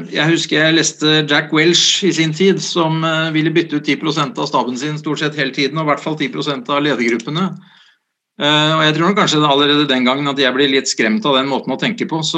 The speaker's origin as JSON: {"language": "Norwegian", "town": "Sandefjord", "region": "Vestfold", "country": "Norway", "tie": "born or raised there", "said": "Det er helt riktig. Eh, jeg er født i Sandefjord"}